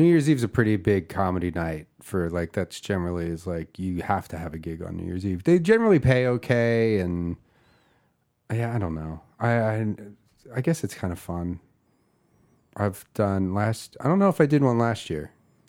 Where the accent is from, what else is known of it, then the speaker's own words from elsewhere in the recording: Philadelphia, Pennsylvania, United States; now in Los Angeles, United States; I'm from Philadelphia, Pennsylvania.